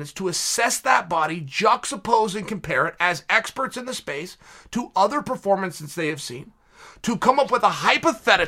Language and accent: English; West Linn, Oregon, United States; I'm from West Lynn